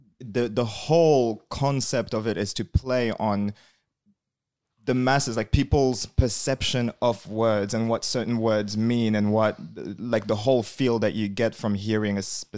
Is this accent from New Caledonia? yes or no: yes; New Caledonia; first language French; English is a second language; moved away as an adult; now in Australia; So I was born in New Caledonia. Tiny island next to fucking between Australia and New Zealand, I guess. It's French.